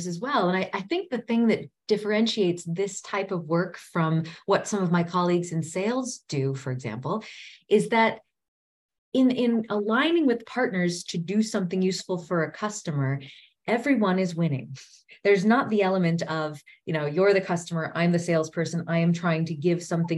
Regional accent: United States; moved away as an adult; also born or lived in South Africa; as an American returning to her native soil after, a decade and a half away

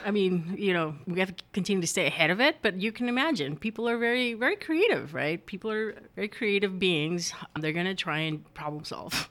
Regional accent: United States; English is a second language; growing up in the U S and not having learned English until after I'd been in school for a while

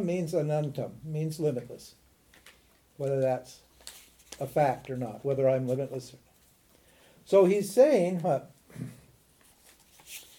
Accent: Butte, Montana, United States; also born or lived in Missoula, Montana; I was born in Missoula, in Butte, Montana, in 1941

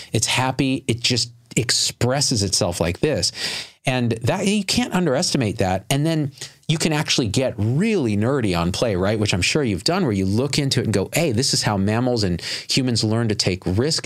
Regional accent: Clovis, California, United States; growing up in the Central Valley of California, rural Clovis, California

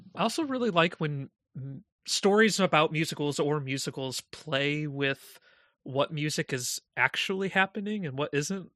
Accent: Indiana, United States; moved away as an adult; now in New York, United States; when I moved to New York from my hometown in Indiana

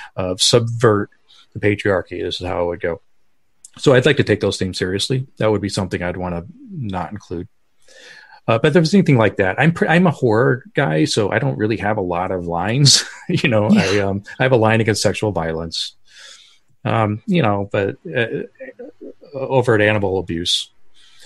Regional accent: Denver, Colorado, United States; I grew up in Colorado

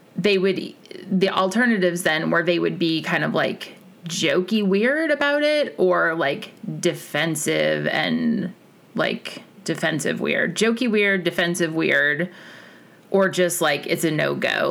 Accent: Kansas, United States; I was born in Kansas

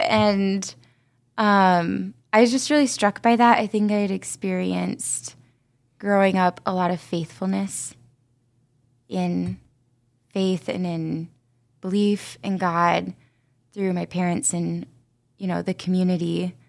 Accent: Fort Recovery, Ohio, United States; I'm from West Ohio, a really small town called Fort Recovery.

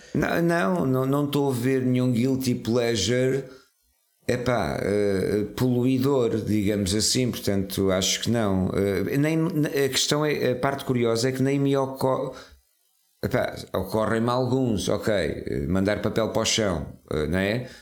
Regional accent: Serra da Estrela, Centro, Portugal; nasci na, na Serra da Estrela

